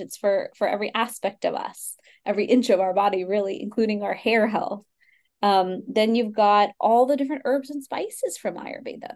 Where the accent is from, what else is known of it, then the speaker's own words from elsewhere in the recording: Houston, Texas, United States; I grew up in Houston, Texas, from an, you know, first time immigrant family